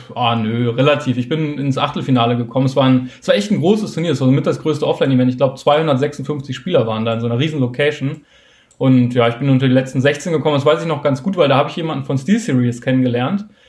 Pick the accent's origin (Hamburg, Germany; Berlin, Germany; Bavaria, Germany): Hamburg, Germany; ich komme aus Hamburg